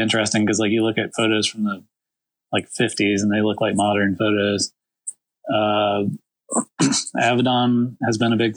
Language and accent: English; Virginia, United States; now in Greenville, United States; I grew up in Virginia, which is like 6 hours north of here